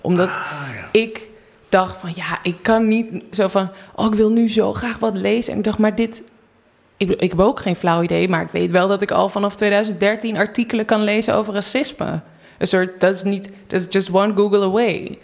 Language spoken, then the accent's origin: Dutch; North Brabant, Netherlands; uit een hele grote Brabantse gezellige familie